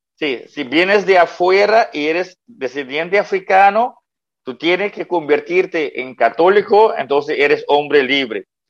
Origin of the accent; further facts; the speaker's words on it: Curaçao; also born or lived in Netherlands; nací en Curazao, viví 18 años aquí en Curazao y fui a estudiar en Holanda con 18 años